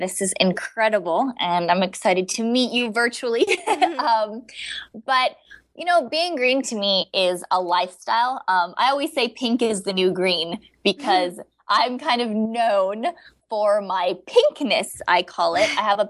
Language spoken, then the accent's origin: English; Hawaii, United States; I grew up in Hawaii and all over the world